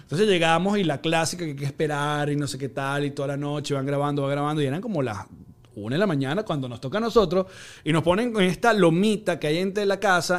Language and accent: Spanish; Margarita, Nueva Esparta, Venezuela; como fui criado en Margarita